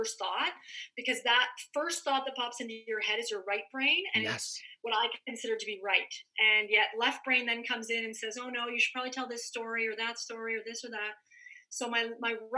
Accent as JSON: {"language": "English", "country": "Canada", "tie": "born or raised there", "moved": "as an adult", "lives_now": "California, United States", "said": "I'm a Canadian girl, grew up in the snow"}